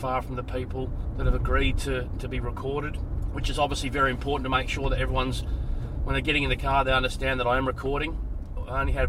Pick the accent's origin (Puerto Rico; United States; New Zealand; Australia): Australia; Adelaide, South Australia; I'm from Adelaide